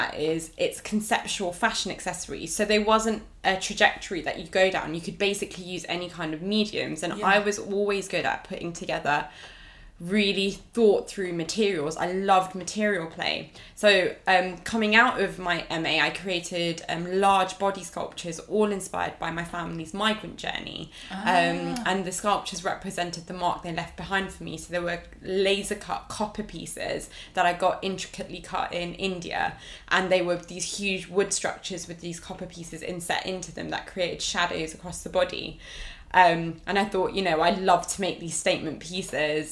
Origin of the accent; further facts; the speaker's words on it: United Kingdom; they migrated here and I was born here